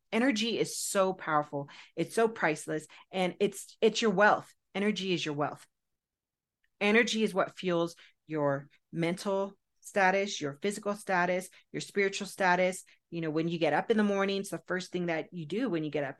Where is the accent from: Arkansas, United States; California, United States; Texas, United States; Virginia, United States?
California, United States; Southern; I was raised in Southern California